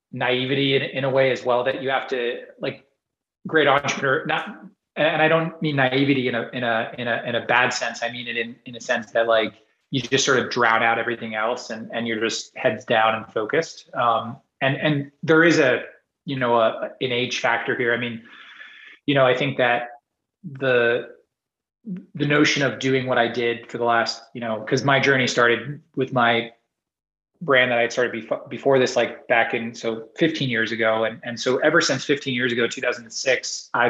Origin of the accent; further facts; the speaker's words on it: Singapore; now in United States; like when I was growing up in Singapore, and I would bike everywhere. I just go bike everywhere. I wouldn't. I didn't have a car until I came to the U.S.